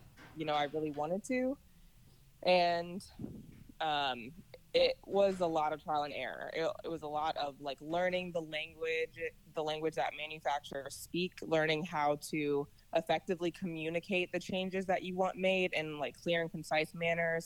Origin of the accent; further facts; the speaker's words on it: Virginia, United States; also born or lived in Colorado Springs, Colorado; I grew up in Virginia